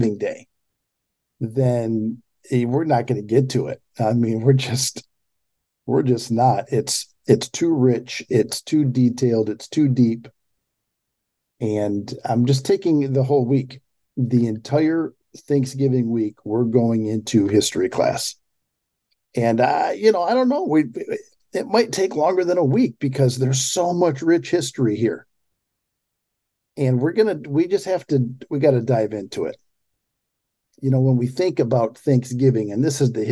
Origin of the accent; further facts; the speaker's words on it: Pontiac, Michigan, United States; I grew up in, I was born in Pontiac, Michigan, 30 miles north of Detroit